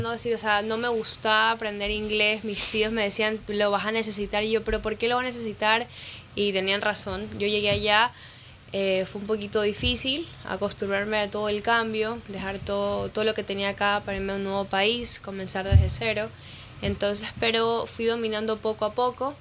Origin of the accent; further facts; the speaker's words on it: Ecuador; also born or lived in Miami; now in United States; Ecuador es donde yo nací